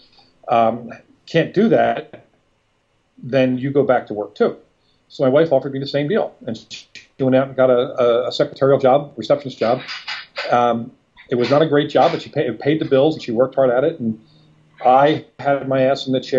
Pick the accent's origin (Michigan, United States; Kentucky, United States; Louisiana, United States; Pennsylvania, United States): Pennsylvania, United States; Philadelphia; moved away as an adult; now in Del Mar, United States; We're up in Philadelphia. I've lived in California for 4 years